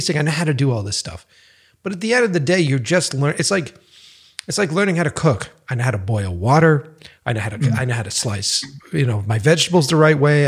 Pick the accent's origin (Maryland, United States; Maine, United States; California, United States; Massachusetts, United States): Massachusetts, United States; Boston; also born or lived in New York; now in Los Angeles, United States; I'm from the East Coast initially. So I'm from Boston and worked and lived in New York